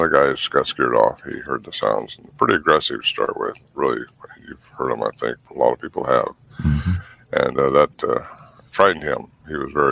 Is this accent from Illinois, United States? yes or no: no; Humboldt County, California, United States; I was raised in Humboldt County up there where Bluff Creek is